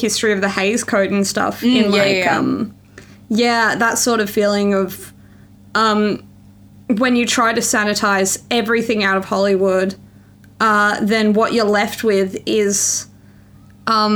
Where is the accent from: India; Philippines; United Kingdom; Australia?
Australia; born or raised there